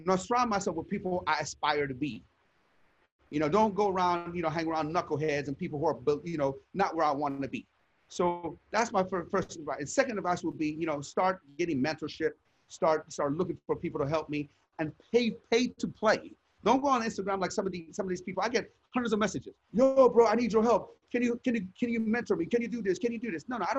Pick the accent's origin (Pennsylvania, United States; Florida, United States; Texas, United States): Pennsylvania, United States; Sharon; I was a knucklehead. I grew up in Sharon, Pennsylvania. And I told you outside the store was pimps, prostitutes, and drug dealers.